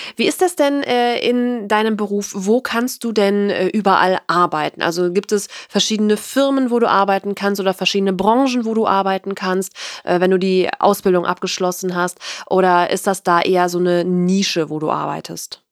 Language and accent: German; North Rhine-Westphalia, Germany; ich komme aus Nordrhein-Westfalen